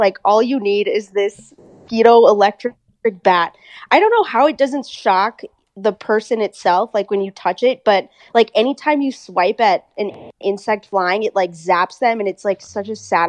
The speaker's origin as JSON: {"language": "English", "town": "Bangalore", "region": "Karnataka", "country": "India", "tie": "born there", "said": "I was born in Bangalore. I lived here for the first 4 years of my life."}